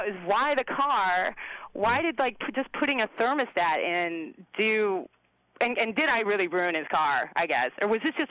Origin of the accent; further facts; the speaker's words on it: Chicago, Illinois, United States; I'm from Chicago.